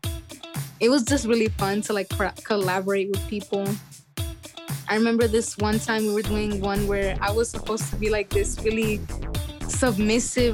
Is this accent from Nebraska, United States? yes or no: no; Sacramento, California, United States; I'm from Sacramento, California, and I just graduated high school at John F. Kennedy